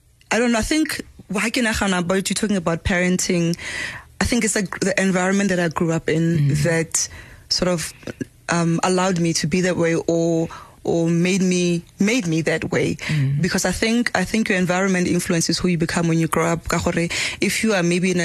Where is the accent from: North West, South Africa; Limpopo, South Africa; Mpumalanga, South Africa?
North West, South Africa; Pilanesberg; I was born in Ruling, Kwarasarabani, Pilanesberg. Most people know it as Pilanesberg. Very rural at the time.